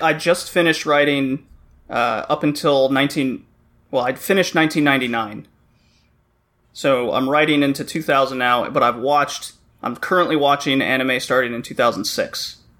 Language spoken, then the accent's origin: English; Texas, United States; moved away as an adult; also born or lived in Louisiana; now in Toronto, Canada; I grew up in Texas and then I worked in Louisiana for a while